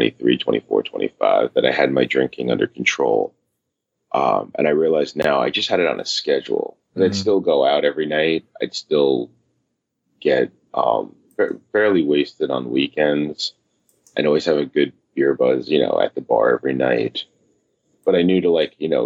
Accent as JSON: {"language": "English", "region": "New York", "country": "United States", "tie": "born or raised there", "said": "I grew up here in New York, typical New York style family upbringing"}